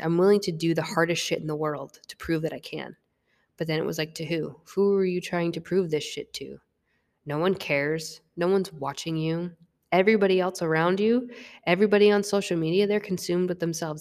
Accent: Vermont, United States; moved away as an adult; also born or lived in North Carolina; I was from Vermont, and I walked on to a Division One institution in North Carolina

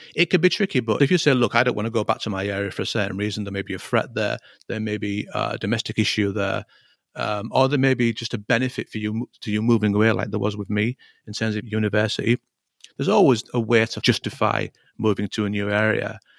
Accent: Hull, Yorkshire and the Humber, United Kingdom; moved away as an adult; I was born and raised in Hull

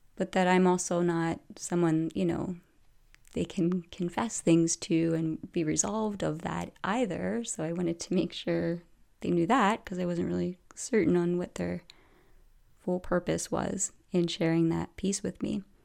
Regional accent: outside the Philadelphia area, Pennsylvania, United States; moved away; I grew up kind of outside the Philadelphia area

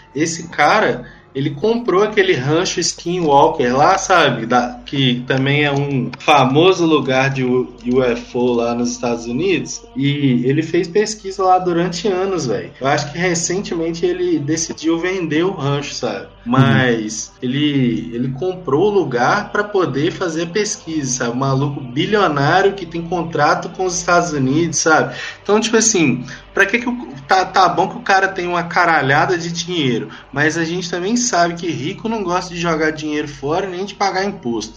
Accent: Minas Gerais, Brazil; eu também sou mineiro

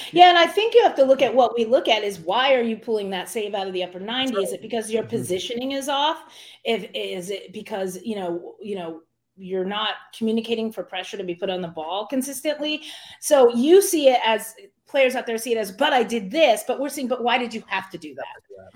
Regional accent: United States; I grew up in Mercer County

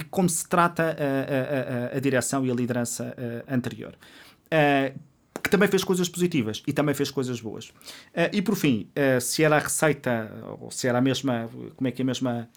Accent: Covilhã, Centro, Portugal; now in Lisbon, Portugal; eu vim da Covilhã sem conhecer ninguém em Lisboa

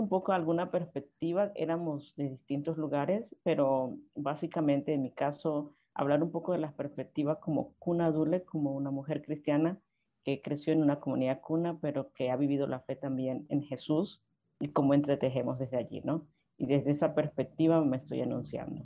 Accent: Guna Yala, Panama; yo soy panameña del pueblo Cunadule, uno de los siete pueblos indígenas en Panamá

